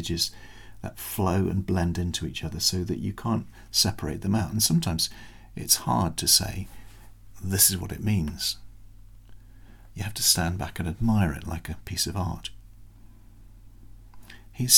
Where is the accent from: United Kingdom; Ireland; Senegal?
United Kingdom; as a Brit